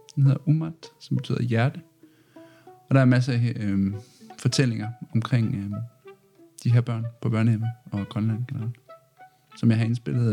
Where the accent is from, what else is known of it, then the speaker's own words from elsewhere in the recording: Arden, North Denmark Region, Denmark; now in Aalborg, Denmark; jeg kommer fra Arden, så det er tæt på